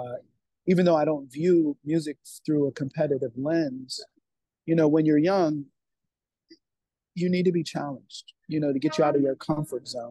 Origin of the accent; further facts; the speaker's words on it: Buffalo, New York, United States; moved away as an adult; also born or lived in Rochester, New York / Washington, D.C. / Colorado / California; now in New York City, United States; I'm originally from Buffalo, New York.